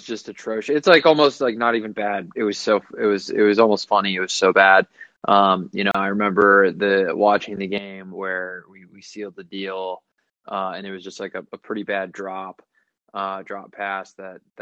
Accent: Cleveland, Ohio, United States; born and raised in Cleveland

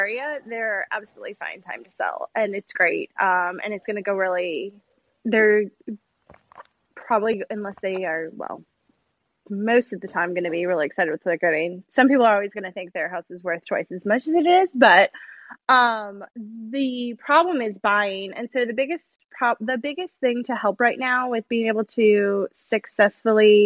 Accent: Chicago, Illinois, United States; also born or lived in Louisiana; now in Texas, United States; I grew up in Chicago

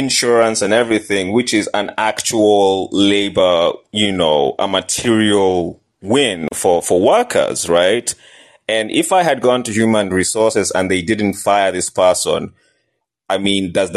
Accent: Kenya; moved away; I'm Kenyan

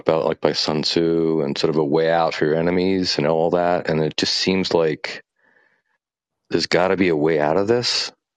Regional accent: United States; now in Vietnam; I'm an American living in Vietnam

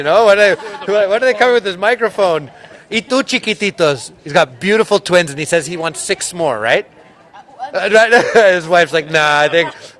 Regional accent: Montreal, Quebec, Canada; now in Whistler, Canada; But I live here in Whistler, and I'm born and raised in Montreal.

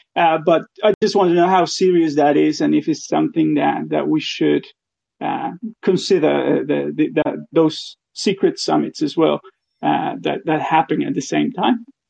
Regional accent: Argentina; I'm from Argentina

